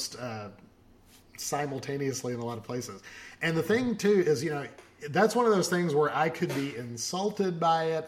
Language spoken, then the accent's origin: English; Arkansas, United States; I am from Arkansas